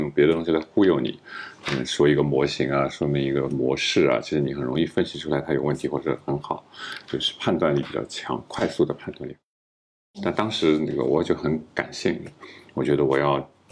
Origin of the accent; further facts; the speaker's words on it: Shanghai, China; 但是我就上海人嘛，然后我就特别不想离开上海